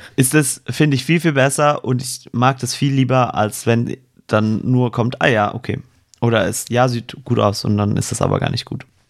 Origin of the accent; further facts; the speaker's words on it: Swabia, Germany; accent: Swabian; Ich bin Schwabe, ja. da kommt ein bisschen grammatisches Dialekt mit durch